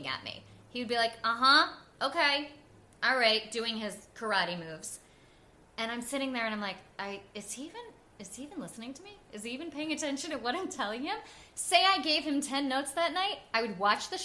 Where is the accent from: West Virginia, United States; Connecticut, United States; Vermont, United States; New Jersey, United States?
New Jersey, United States; also born or lived in Staten Island; I grew up in North Jersey